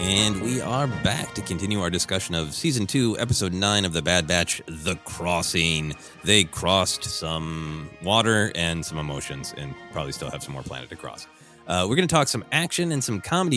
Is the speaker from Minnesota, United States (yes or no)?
yes; Minnesota, United States; growing up in Minnesota where there are a lot of elements